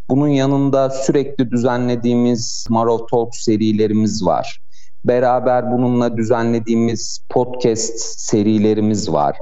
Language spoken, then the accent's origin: Turkish; Ankara, Turkey; 89 yılında güzel Ankara'mda doğdum. Ankaralıyım.